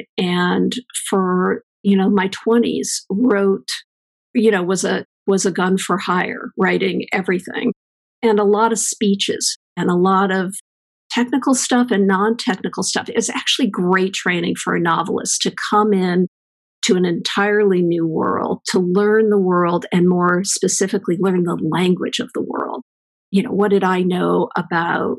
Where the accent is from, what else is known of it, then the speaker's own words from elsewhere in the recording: East Coast, United States; moved away as an adult; now in California, United States; I grew up on the East Coast, and I came west to go to Stanford